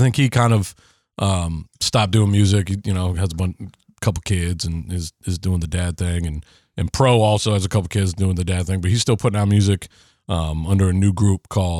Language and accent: English; White River Junction, Vermont, United States; I grew up in White River Junction